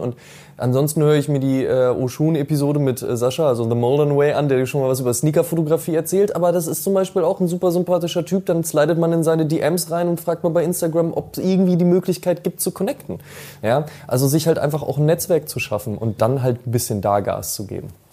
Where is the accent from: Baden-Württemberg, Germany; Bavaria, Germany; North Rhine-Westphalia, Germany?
North Rhine-Westphalia, Germany; near Münster; ich komme ja aus der Nähe von Münster